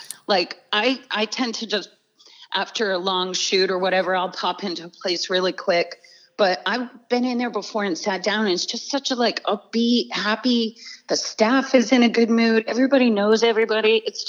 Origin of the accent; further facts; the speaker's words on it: Old Town, Maine, United States; now in Naples, United States; I grew up in Old Town, Maine.